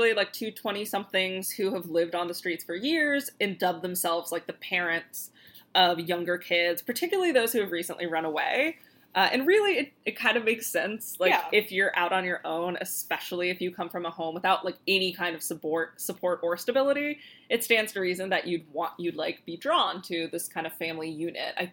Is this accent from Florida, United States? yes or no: yes; Florida, United States; we're from Florida